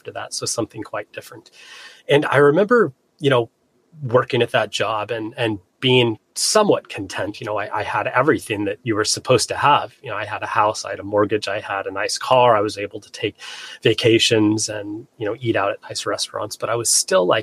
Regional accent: Flagstaff, Arizona, United States; moved away as an adult; also born or lived in Seattle, Washington; I grew up in Flagstaff, landlocked Arizona

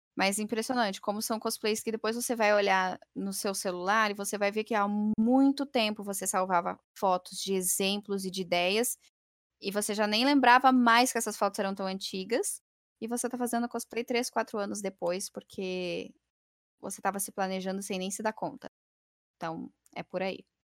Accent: Rio Grande do Sul, Brazil; eu sou gaúcha

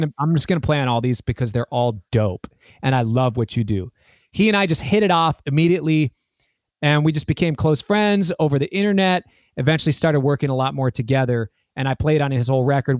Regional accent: United States; I am the American version of him

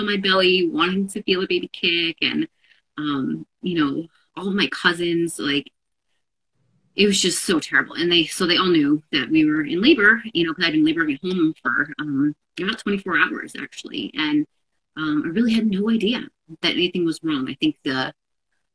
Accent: New York metro area, United States; also born or lived in Seattle; we're both here from the New York metro area.

